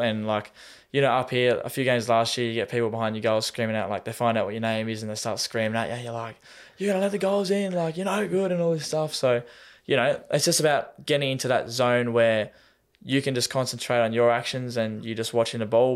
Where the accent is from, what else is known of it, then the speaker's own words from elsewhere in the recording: Tasmania, Australia; moved away as an adult; now in Melbourne, Australia; if we're from Tassie, we call it the mainland